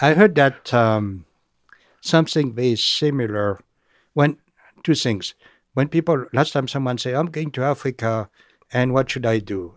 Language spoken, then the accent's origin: English; France; accent: French; English is a second language; moved away; my French accent